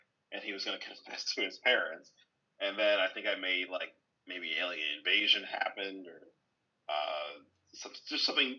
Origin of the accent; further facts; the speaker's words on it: Flemington, New Jersey, United States; also born or lived in Branchburg, New Jersey; I'm originally from Branchburg, New Jersey. Actually born and raised in Flemington, New Jersey, which is like a very country area in Jersey.